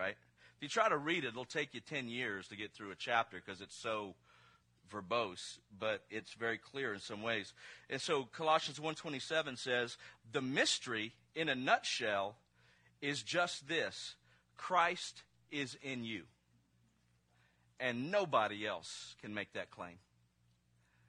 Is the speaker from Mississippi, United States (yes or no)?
yes; Mississippi, United States; I'm from Mississippi